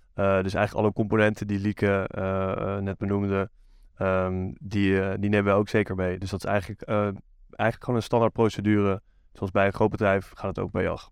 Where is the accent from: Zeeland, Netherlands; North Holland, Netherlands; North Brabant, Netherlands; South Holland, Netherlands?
North Holland, Netherlands; Amsterdam; Ik kom uit eh, Amsterdam